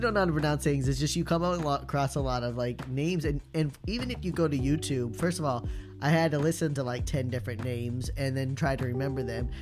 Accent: Indiana, United States; we're from it

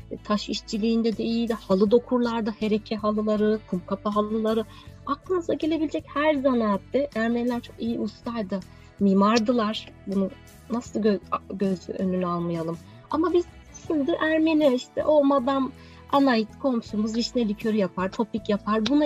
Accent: Adana, Turkey; Evet, ben de bir Adanalı olarak.

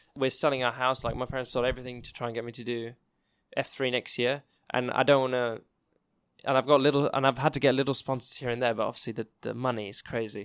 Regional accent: England, United Kingdom; I'm English myself

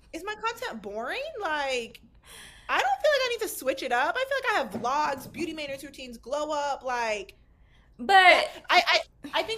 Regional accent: a town in the Chicago area, Illinois, United States; the town that I grew up in Chicago, I think it was like 13,000

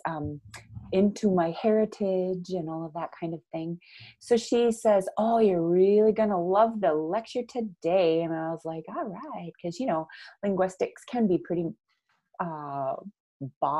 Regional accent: Minnesota, United States; I grew up in Minnesota with the Norwegian-American identity from my mother's

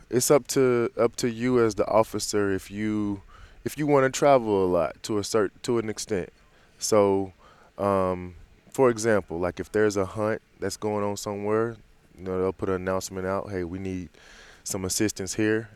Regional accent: Green Cove Springs, Florida, United States; I'm from a small town called Green Cove Springs, just outside of, uh, Jacksonville, Florida

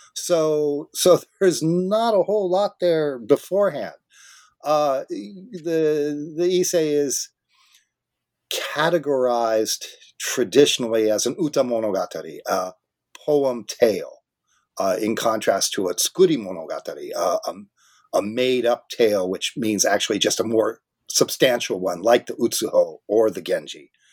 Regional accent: Southern California, United States; now in Vancouver, Canada; I grew up in Southern California

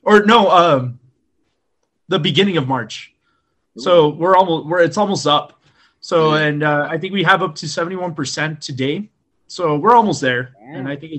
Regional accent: El Paso, Texas, United States; also born or lived in Socorro, Texas; So I was born in El Paso, Texas.

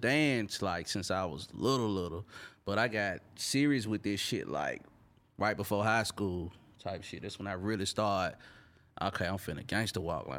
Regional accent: Memphis, Tennessee, United States; He from Chattanooga, I'm from Memphis.

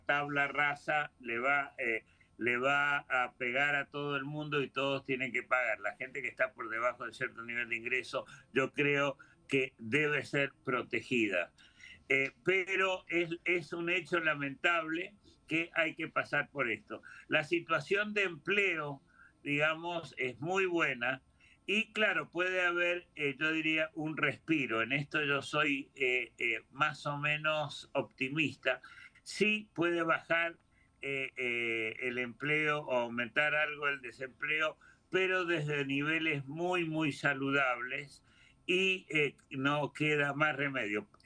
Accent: Argentina; moved away; yo soy argentino de origen

